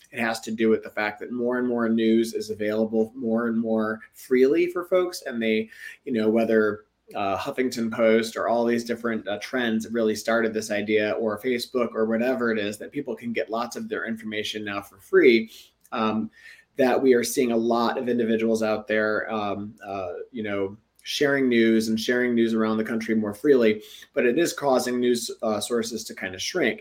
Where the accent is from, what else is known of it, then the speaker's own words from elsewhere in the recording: Detroit, Michigan, United States; Metro Detroit, my hometown